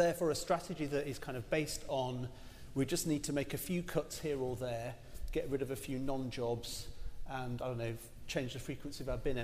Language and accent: English; Rotherham, Yorkshire and the Humber, United Kingdom; moved away; also born or lived in Barking and Dagenham, London; I grew up actually in Rotherham in South Yorkshire in the 70s and 80s